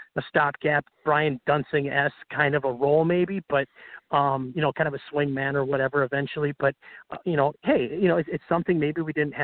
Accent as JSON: {"language": "English", "town": "Hastings", "region": "Minnesota", "country": "United States", "tie": "born or raised there", "said": "It's a little AM station down in Hastings, which is my hometown"}